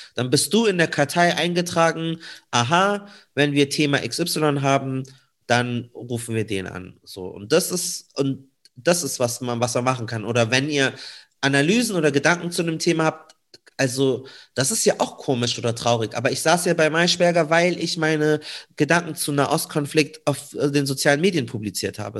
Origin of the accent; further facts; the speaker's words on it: Munich, Bavaria, Germany; komme äh, gebürtig aus München.